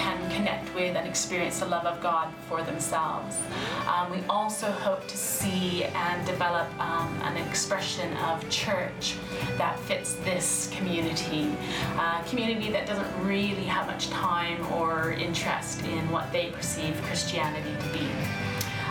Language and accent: English; near Vancouver, British Columbia, Canada; moved away as an adult; also born or lived in Guildford, United Kingdom; now in Germany; born and raised near Vancouver, Canada